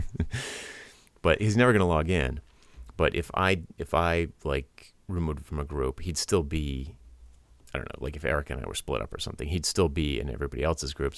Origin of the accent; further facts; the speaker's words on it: Rhode Island, United States; I'm from Rhode Island